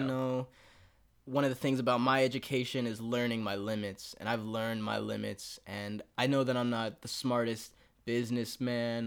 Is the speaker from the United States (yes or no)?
yes; Texas, United States; now in Los Angeles, United States; I'm from Texas